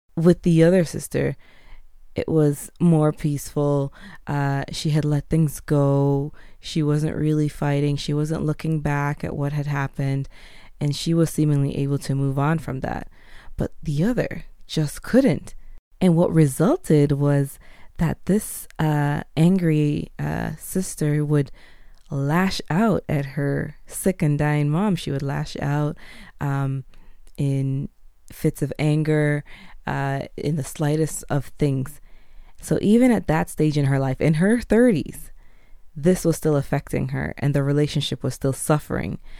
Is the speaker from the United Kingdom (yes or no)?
no; Jamaica; moved away; also born or lived in Canada / United States; being a Jamaican born, separated from my mother as a baby when she left the island